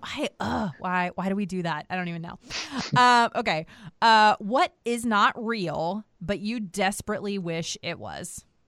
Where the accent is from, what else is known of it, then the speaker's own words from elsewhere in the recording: Washington, District of Columbia, United States; moved away as an adult; also born or lived in the South (US); now in the South, United States; I grew up in Washington, D C.